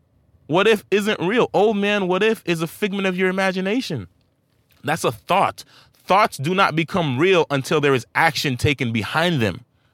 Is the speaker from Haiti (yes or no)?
yes; Saint-Marc, Artibonite, Haiti; now in United States; I'm not even born here, guys. I'm from St. Mark Haiti, a land where there's little to no opportunity compared to America.